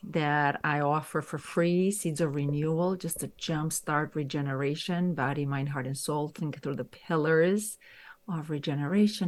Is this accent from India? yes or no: no; Romania; moved away as an adult; I grew up in Romania. So, I spent there my first few decades of life